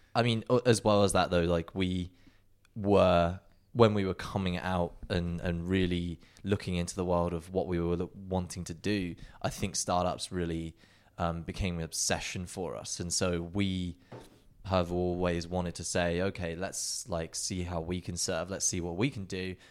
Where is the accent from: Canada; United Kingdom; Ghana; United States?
United Kingdom; England; moved away as an adult; growing up in the UK, you know, Justin and I being identical twins